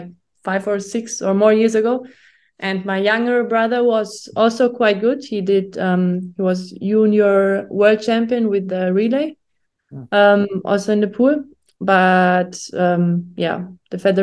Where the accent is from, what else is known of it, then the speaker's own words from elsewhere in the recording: Germany; English is a second language; moved away as an adult; now in Italy; I'm from Germany. And yeah, now I'm living since 1.5 years in Italy and train with the Italian part of the national team. But before, my whole life I was in Germany